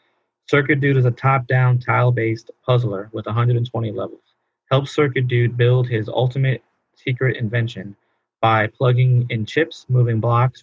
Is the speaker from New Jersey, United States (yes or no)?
no; New York, United States; we had it here too in New York